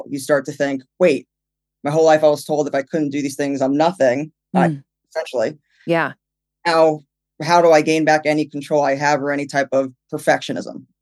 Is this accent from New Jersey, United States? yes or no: yes; New Jersey, United States; now in California, United States; Even though I've been in California for six years, where are you from? New Jersey.